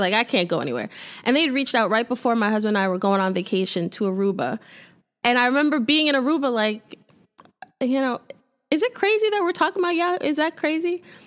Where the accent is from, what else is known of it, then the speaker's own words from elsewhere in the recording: New York City, New York, United States; moved away as an adult; also born or lived in Buffalo; I'm from Brooklyn